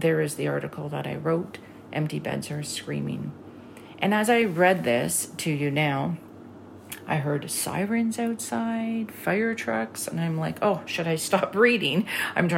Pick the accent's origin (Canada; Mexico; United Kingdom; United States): Canada; I'm Canadian.